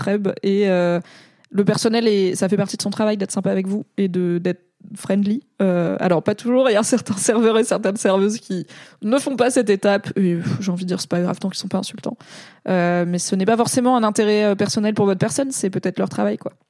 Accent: Valence, Auvergne-Rhône-Alpes, France; moved away as an adult; also born or lived in Grenoble; j'ai grandi à Valence dans la Drôme

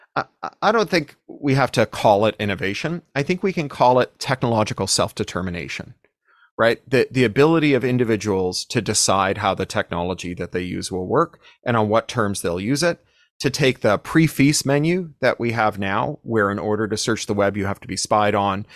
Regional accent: Toronto, Ontario, Canada; when I was growing up in Toronto

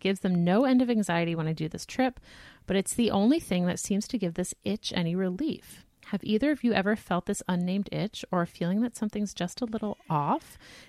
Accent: East Coast, United States; now in Chicago, United States; I'm from the East Coast, but I moved to Chicago a year ago with my husband, who is in his second year of medical residency.

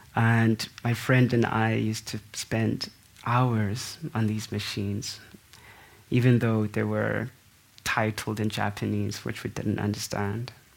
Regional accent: South Africa; as a South African

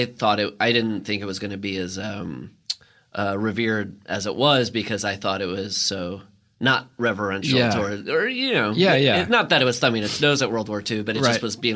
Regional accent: Iowa, United States; moved away as an adult; now in Los Angeles, United States; I grew up in the Midwest

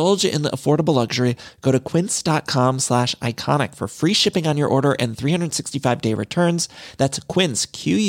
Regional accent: Midwest, United States; now in Los Angeles, United States; I'm from the Midwest, but I've lived in California

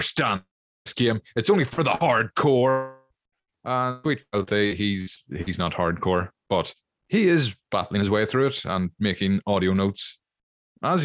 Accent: Ireland; accent: Irish

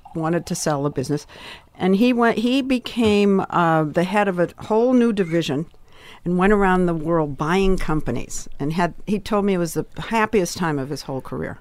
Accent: Swampscott, Massachusetts, United States; moved away as an adult; also born or lived in New York; I came from Swampscott, Massachusetts

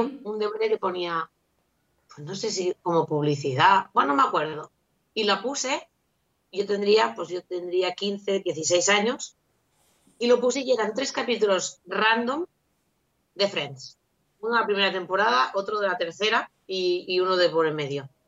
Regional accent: Andorra; now in Catalonia, Spain; yo soy de Andorra y ahora vivo en, Cataluña

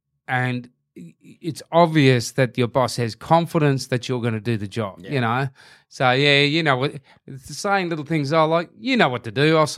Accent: Hurstbridge, Victoria, Australia; I went to Hurstbridge High.

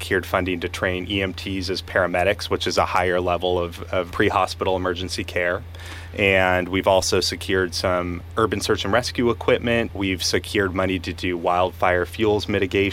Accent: Martinez, California, United States; moved away as an adult; now in San Luis Obispo, United States; I grew up in the Bay Area, a town called Martinez, or city

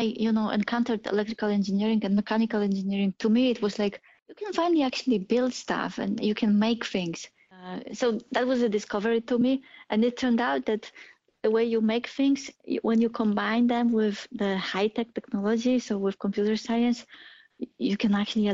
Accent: Poland; English is a second language; moved away as an adult; also born or lived in Germany; now in United States; I was born in Poland, and when I was 21, I left to Germany.

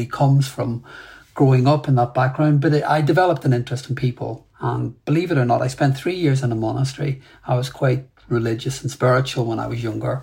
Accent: Belfast, Northern Ireland, United Kingdom; I grew up in Belfast, and grew up really in the 70s and 80s

